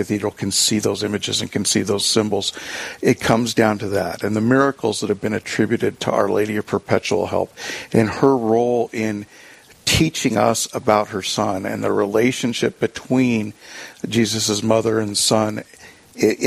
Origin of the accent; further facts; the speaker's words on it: Ventura, California, United States; now in South Dakota, United States; my hometown in Ventura, California